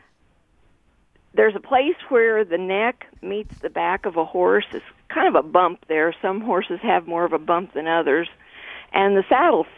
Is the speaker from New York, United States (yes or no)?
no; San Angelo, Texas, United States; I'm from San Angelo.